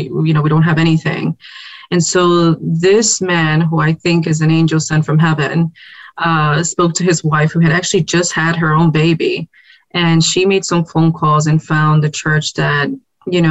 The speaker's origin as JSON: {"language": "English", "town": "New York City", "region": "New York", "country": "United States", "tie": "born or raised there", "also_born_or_lived": "Puerto Rico / Atlanta, Georgia", "said": "I was born and raised in the South Bronx."}